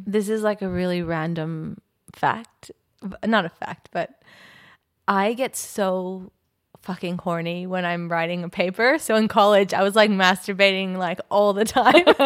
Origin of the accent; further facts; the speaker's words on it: California, United States; now in Australia; I'm from California